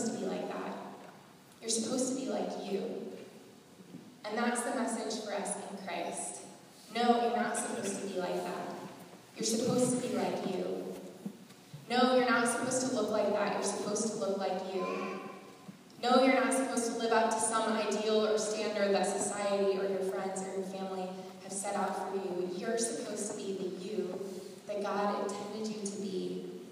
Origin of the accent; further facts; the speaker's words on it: Southern California, United States; some of my friends that I grew up with in Southern California